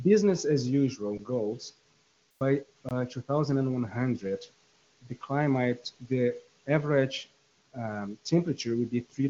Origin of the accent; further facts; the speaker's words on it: Brazil; I'm from Brazil